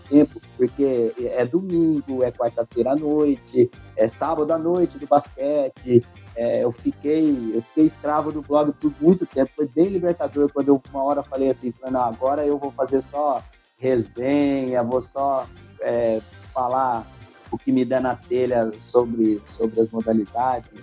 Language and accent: Portuguese; Brazil; nós brasileiros